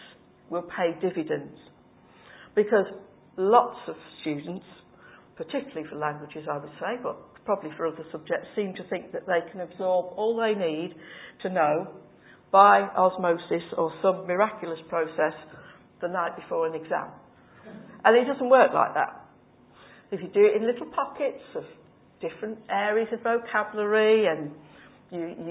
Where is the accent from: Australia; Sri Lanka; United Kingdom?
United Kingdom; Cheshire, North West England; moved away; I come from Cheshire